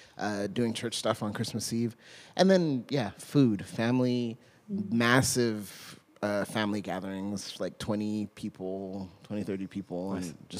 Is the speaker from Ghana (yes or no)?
no; Jamaica; also born or lived in United States; Because I was born in the States to Jamaican and Trinidadian parents, and then I grew up in Jamaica.